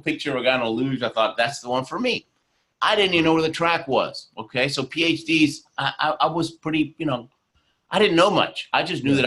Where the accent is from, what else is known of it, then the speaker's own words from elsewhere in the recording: Argentina; moved away; also born or lived in Houston, Texas; I was born in Argentina